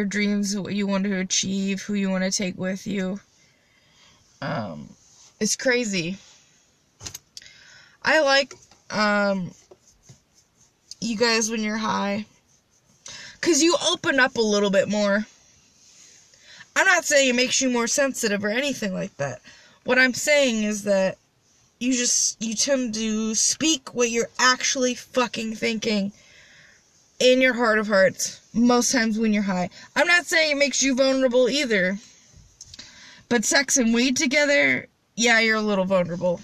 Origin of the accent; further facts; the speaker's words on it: Midwest, United States; I'm from the Midwest